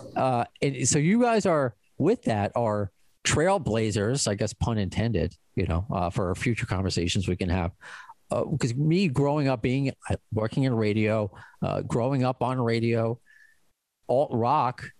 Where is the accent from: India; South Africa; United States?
United States; New York; I'm also Jewish from New York